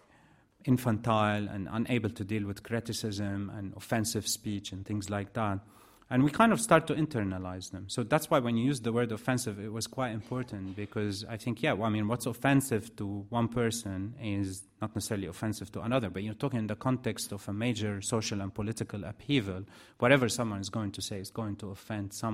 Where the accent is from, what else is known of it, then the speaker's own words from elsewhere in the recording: Iraq; moved away; also born or lived in Lebanon; growing up in Iraq, and I lived for a long period of time in Iraq